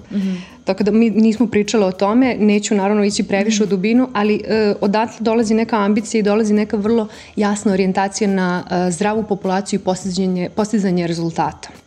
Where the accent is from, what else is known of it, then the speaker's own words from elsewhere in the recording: Serbia; moved away as an adult; also born or lived in London; kod nas u Srbiji